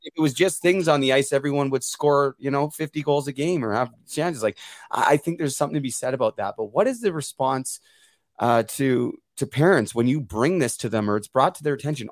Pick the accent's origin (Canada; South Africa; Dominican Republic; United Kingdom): Canada; Port Coquitlam, British Columbia; now in Muskoka, Canada; my hometown of Port Coquitlam